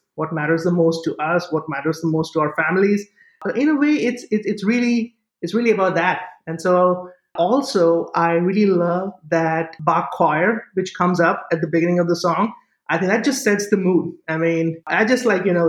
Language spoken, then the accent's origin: English; Mumbai, Maharashtra, India; moved away; I was born and raised in Mumbai, or as it was called back then, Bombay